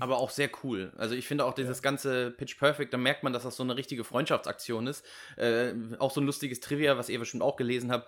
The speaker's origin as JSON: {"language": "German", "country": "Germany", "said": "als Deutsche"}